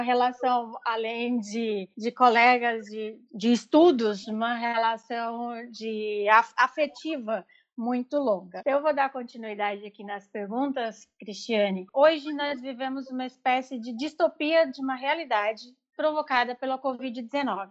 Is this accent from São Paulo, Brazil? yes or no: no; Iguatu, Ceará, Brazil; also born or lived in Vila Guassussê, Orós, Ceará; que é vizinha a Iguatu, de onde eu nasci